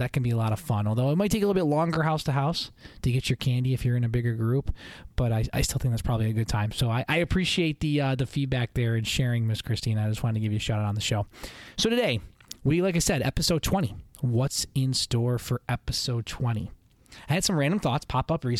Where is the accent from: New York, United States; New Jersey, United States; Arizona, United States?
New York, United States; Western; moved away; 90s growing up in Western New York in the suburbs